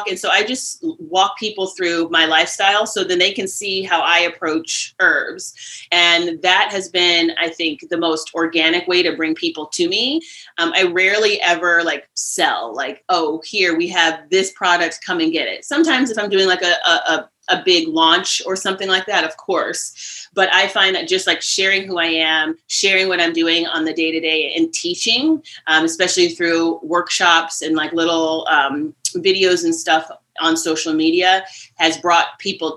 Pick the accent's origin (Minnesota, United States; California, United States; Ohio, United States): Ohio, United States; Cleveland; also born or lived in Philadelphia / New York City; now in Catskills, United States; I grew up outside of Cleveland, Ohio